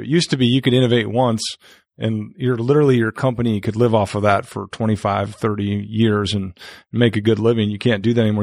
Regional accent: North Dakota, United States; moved away as an adult; also born or lived in Fishers, Indiana; now in Indianapolis, United States; I'm not from Indiana. I'm from North Dakota.

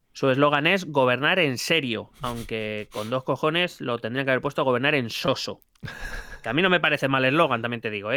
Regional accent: Madrid, Community of Madrid, Spain; Soy madrileño de nuevo cuño

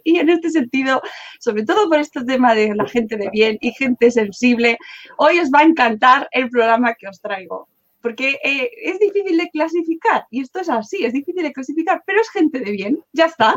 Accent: Madrid, Community of Madrid, Spain; yo soy de Madrid, pero claro, vivía en mi casa

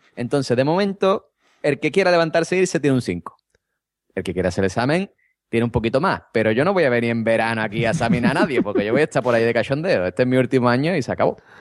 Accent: Vejer de la Frontera, Andalusia, Spain; aquí en mi pueblo

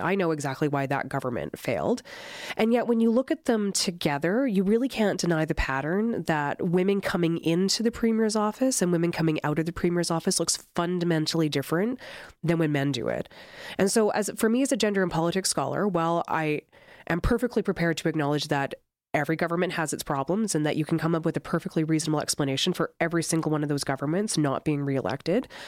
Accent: Granum, Alberta, Canada; now in Calgary, Canada; I'm from Granum, Alberta.

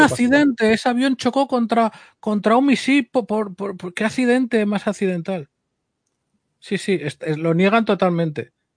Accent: Spain; como español

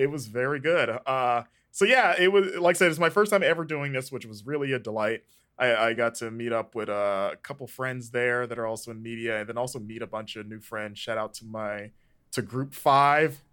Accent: Florida, United States; growing up in Florida

